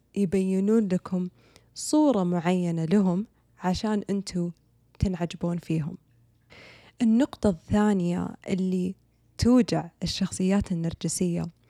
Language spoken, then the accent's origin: Arabic; Saudi Arabia; عندنا بالسعودية